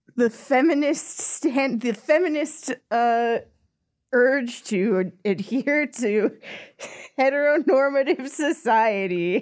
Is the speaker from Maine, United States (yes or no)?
no; Orem, Utah, United States; I grew up in Orem, Utah